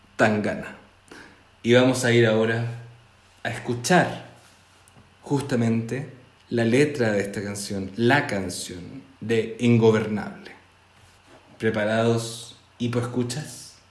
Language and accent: Spanish; Chile; como chilenos